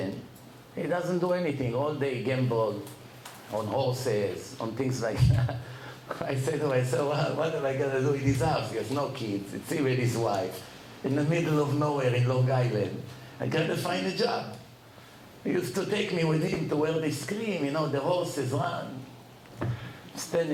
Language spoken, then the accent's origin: English; Bat Yam, Tel Aviv District, Israel; moved away as an adult; also born or lived in Jaffa, Israel; now in New York, United States; I was born in Yafo, Jaffa, in Eretz Israel, 46 years ago